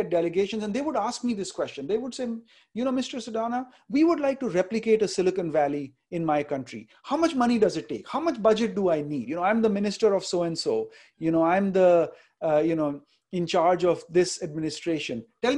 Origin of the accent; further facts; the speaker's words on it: India; now in United States; We came from India